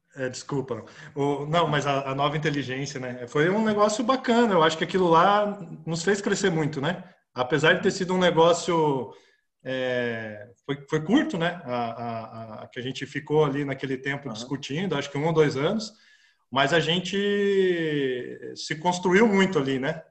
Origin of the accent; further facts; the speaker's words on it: Campo Mourão, Paraná, Brazil; also born or lived in Curitiba; eu nasci em Campo Mourão, né? E fui para estudar em, Curitiba, fazer é, terceiro ano lá